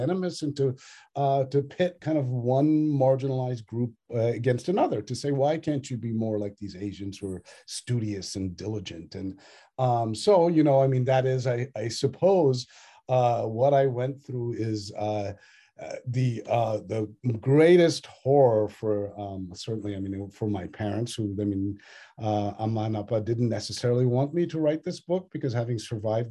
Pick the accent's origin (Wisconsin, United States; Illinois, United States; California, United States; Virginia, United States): Virginia, United States; Northern; also born or lived in Australia; my own childhood growing up in Northern Virginia with a loving Tamilian Brahmin family